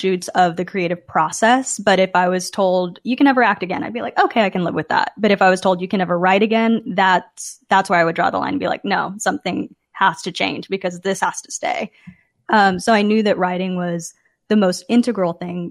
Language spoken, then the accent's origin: English; Dallas, Texas, United States; moved away as an adult; also born or lived in Chicago, Illinois; now in Kansas City, United States; I was coming from Dallas, Texas, where I had grown up